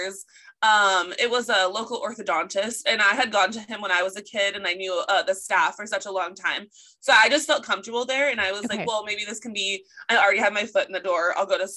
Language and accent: English; Chico, California, United States; my hometown, Chico